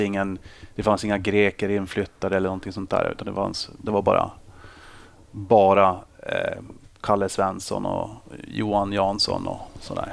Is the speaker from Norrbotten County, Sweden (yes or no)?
yes; Boden, Norrbotten County, Sweden; moved away as an adult; also born or lived in Uppsala; Jag är uppvuxen i Boden